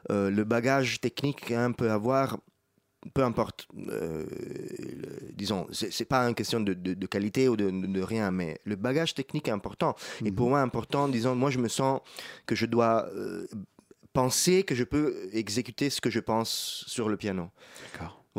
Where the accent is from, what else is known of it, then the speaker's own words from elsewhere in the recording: Rome, Lazio, Italy; French is a second language; moi je viens d'Italie, de Rome, donc c'est la ville la plus belle du monde